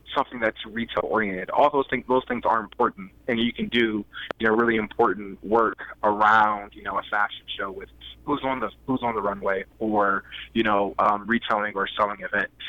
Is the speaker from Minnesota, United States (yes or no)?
no; Columbus, Ohio, United States; moved away as an adult; now in Iowa City, United States; I live in Iowa City, Iowa, but I'm originally from Columbus, Ohio